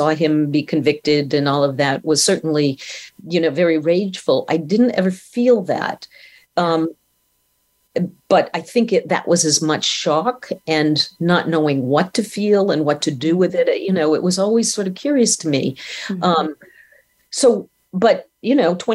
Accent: Maine, United States; I was 17. Mm-hmm. You know, I was from Maine.

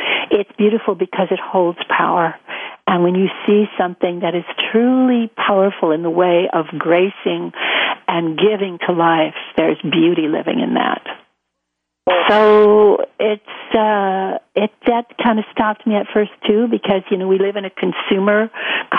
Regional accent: United States; being an American

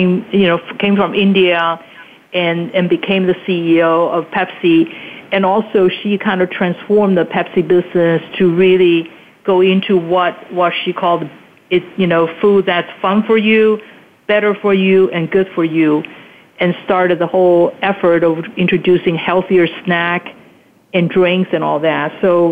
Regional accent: Taiwan; also born or lived in Hong Kong; when I was growing up in Taiwan and Hong Kong, you know, as a little girl

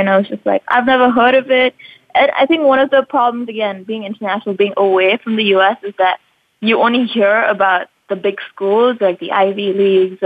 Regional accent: Mumbai, Maharashtra, India; moved away as an adult; now in United States; I was born and raised in India, Mumbai. So that's where I've lived all my life

